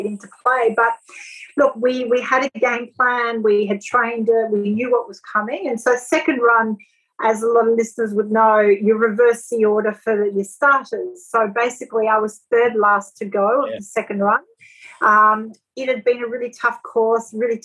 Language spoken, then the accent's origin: English; France; now in Australia; the girls I grew up with in France